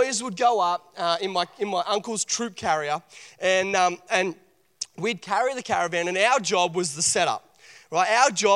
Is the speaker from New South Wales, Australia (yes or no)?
yes; Port Macquarie, New South Wales, Australia; I grew up in Port Macquarie, and we used to do a lot of camping up at Crescent Head.